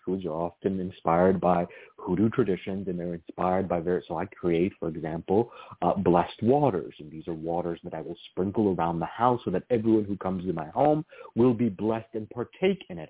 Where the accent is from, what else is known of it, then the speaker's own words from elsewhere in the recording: Virginia, United States; I grew up in Virginia